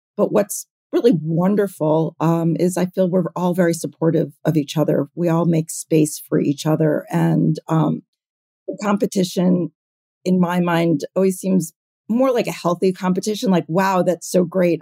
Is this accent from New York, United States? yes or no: yes; New York City, New York, United States; I grew up in New York City.